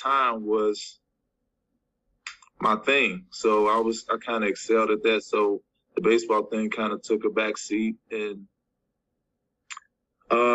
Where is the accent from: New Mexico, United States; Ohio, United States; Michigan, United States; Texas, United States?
Ohio, United States; Cincinnati; I'm from Cincinnati